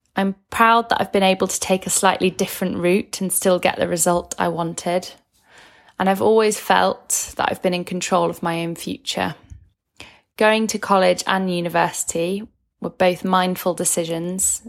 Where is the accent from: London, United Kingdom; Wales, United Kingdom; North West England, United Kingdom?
North West England, United Kingdom; Manchester; I'm from Manchester in the U K.